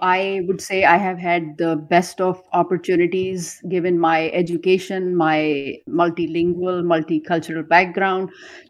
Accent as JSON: {"language": "English", "town": "Karachi", "region": "Sindh", "country": "Pakistan", "tie": "born or raised there", "moved": "as an adult", "lives_now": "North Texas, United States", "said": "I have been born and raised in Pakistan, Karachi. Karachi is the biggest city in the country. And over there, I am blessed with multi-ethnic background, multilingual heritage"}